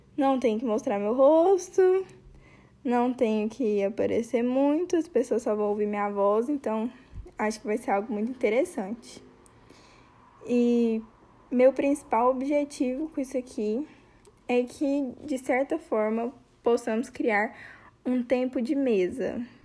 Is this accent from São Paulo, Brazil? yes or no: no; Goiás, Brazil; Eu sou goiana